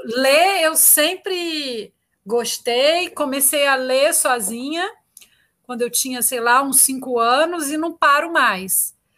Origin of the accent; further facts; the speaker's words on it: Itaúna, Minas Gerais, Brazil; eu sou mineira, eu sou de Itaúna, de uma cidade do interior